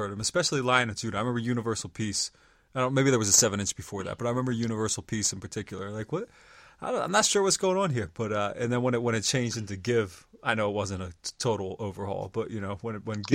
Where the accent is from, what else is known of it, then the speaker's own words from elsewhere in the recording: York, Pennsylvania, United States; moved away; also born or lived in Baltimore; I grew up in York, Pennsylvania